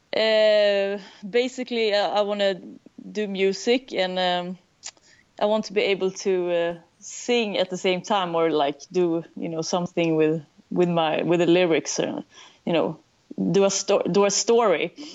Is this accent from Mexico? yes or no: no; Sweden; accent: Swedish; English is a second language; a Swedish band. Maybe you can hear that in my lousy accent.